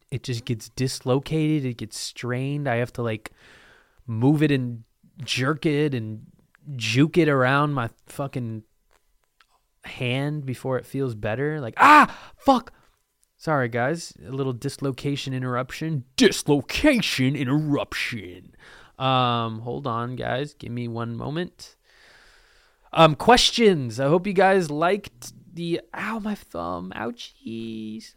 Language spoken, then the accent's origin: English; Lake Oswego, Oregon, United States; I'm from Lake Oswego.